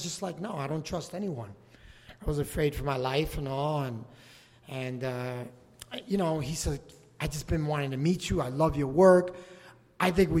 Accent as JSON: {"language": "English", "town": "New York City", "region": "New York", "country": "United States", "tie": "born or raised there", "said": "I grew up in the Lower East Side, Chinatown, right by the water"}